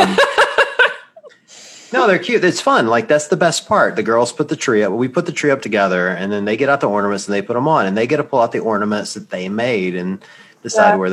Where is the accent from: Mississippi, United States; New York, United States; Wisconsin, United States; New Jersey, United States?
Mississippi, United States; I grew up in the South. Not a lot of Jews in Mississippi